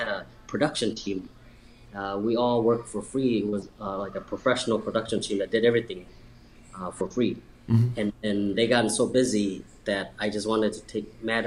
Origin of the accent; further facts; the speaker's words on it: Laos; now in Chicago, United States; I'm from Laos